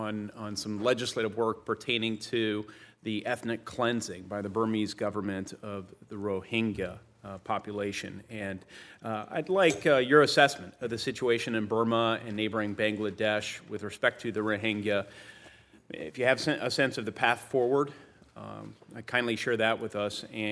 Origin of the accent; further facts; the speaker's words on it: Indiana, United States; You indicated you visited my home state of Indiana.